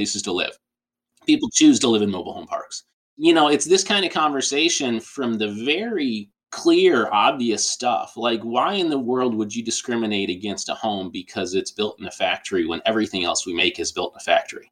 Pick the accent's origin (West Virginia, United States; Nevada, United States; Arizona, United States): Arizona, United States; Tucson; I grew up in Tucson, Arizona